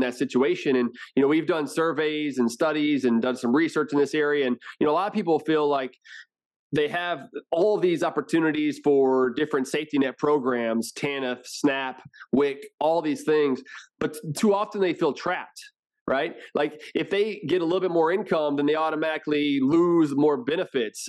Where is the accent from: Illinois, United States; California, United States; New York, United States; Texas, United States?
Texas, United States; Houston; also born or lived in Washington, D.C.; now in Round Rock, United States; I'm from Houston, um, so I've been in Texas basically my whole life